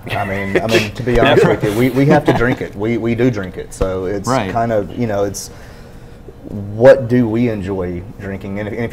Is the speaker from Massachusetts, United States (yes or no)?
no; Alabama, United States; moved away as an adult; also born or lived in San Diego; now in Nashville, United States; growing up in Alabama, 90s and the early 2000s